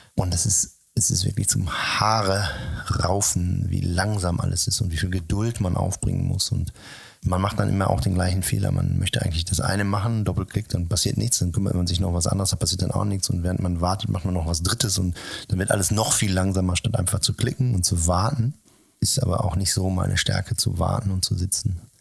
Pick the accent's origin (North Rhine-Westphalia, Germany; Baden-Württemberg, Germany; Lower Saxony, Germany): North Rhine-Westphalia, Germany; Sauerland; moved away; in meiner Jugend im Sauerland oder in meiner Kindheit